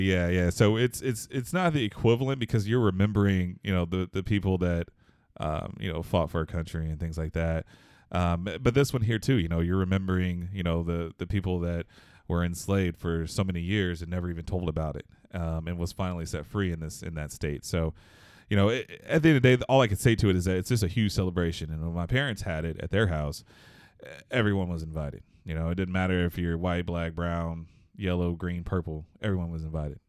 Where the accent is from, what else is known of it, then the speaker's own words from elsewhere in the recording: Houston, Texas, United States; I'm actually, uh, born and raised in Houston, Texas